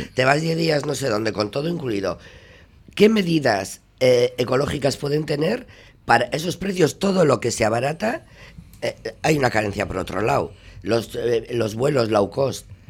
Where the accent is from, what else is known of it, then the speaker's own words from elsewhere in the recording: Santurtzi, Basque Country, Spain; Yo soy de Santurchi